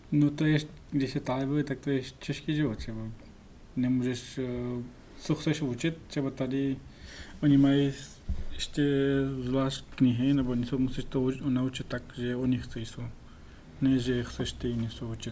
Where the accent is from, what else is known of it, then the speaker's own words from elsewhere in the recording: Pakistan; first language Pashto; Czech is a second language; now in Czech Republic; já jsem narodil v Pakistanu